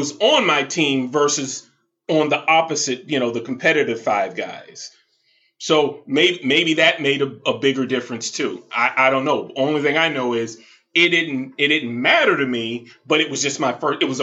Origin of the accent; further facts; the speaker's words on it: the South, United States; moved away as an adult; I grew up in the South